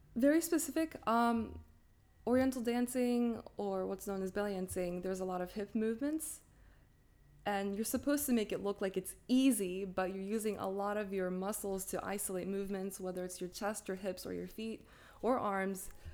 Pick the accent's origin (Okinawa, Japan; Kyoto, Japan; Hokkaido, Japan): Hokkaido, Japan; Sapporo; first language English and Japanese; moved away as an adult; also born or lived in Pennsylvania, United States; now in Taiwan; I was born and raised in Sapporo my entire life until 18